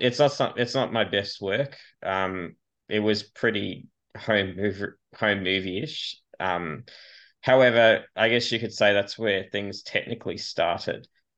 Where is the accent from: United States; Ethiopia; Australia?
Australia; I'm an Australian filmmaker and actor, a bit of a maverick.